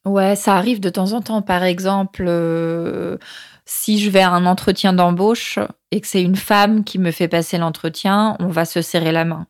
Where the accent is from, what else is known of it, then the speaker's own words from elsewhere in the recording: France; now in Lima, Peru; moi en tant que française